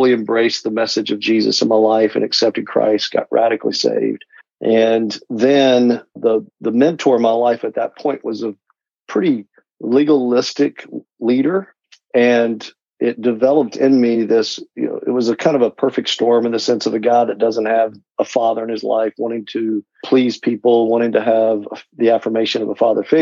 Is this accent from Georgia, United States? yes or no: no; Knoxville, Tennessee, United States; I grew up in Tennessee, and so I'm from the Knoxville area